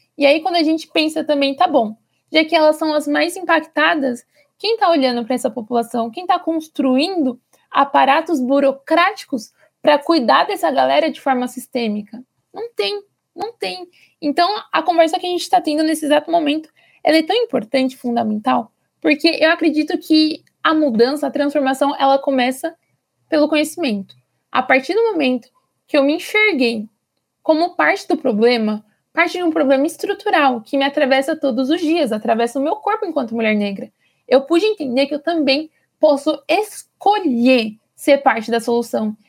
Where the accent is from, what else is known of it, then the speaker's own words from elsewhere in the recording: Brasilândia, São Paulo, Brazil; eu sou aqui da Brasilândia